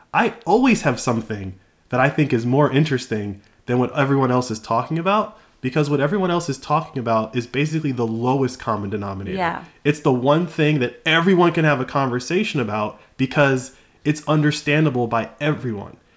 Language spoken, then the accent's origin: English; United States; I was born in America. I was raised on the NFL.